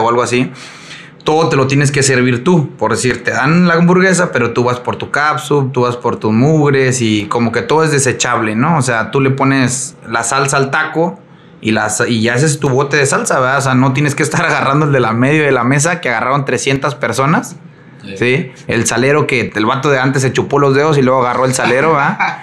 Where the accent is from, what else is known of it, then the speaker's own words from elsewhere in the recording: Mexico; nosotros como mexicanos